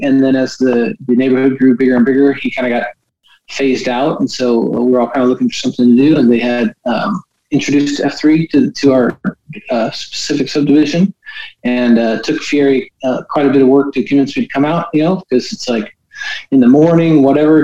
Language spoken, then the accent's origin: English; Redding, California, United States; moved away as an adult; also born or lived in Orange, California / Houston, Texas / Indiana / Utah; now in North Carolina, United States; I was born in Northern California, um, grew up in Northern California